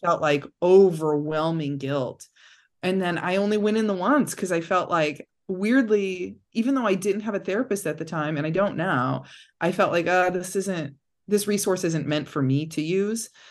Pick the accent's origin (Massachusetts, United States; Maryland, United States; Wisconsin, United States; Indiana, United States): Indiana, United States; Cedar Lake; I grew up just, like, forty-five minutes out of downtown Chicago